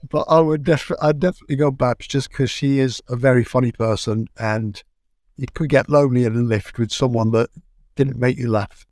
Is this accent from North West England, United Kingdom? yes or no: yes; Manchester, North West England, United Kingdom; moved away as an adult; now in London, United Kingdom; my hometown in Manchester